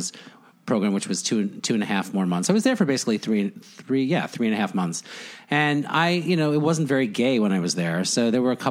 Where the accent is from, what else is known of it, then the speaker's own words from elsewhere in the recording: Floral Park, New York, United States; I grew up in Floral Park on Long Island